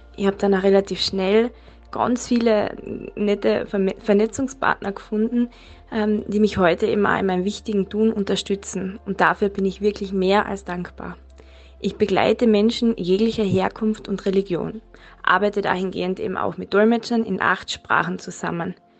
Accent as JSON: {"language": "German", "town": "Klagenfurt", "region": "Carinthia", "country": "Austria", "said": "ich komme aus Klagenfurt"}